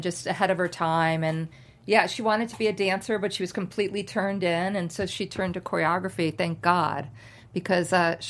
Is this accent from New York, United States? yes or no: yes; New York, United States; now in Los Angeles, United States; And then I moved to LA and I was like, I'm a New Yorker. I'm going to be gone for 8 months. I'm coming back.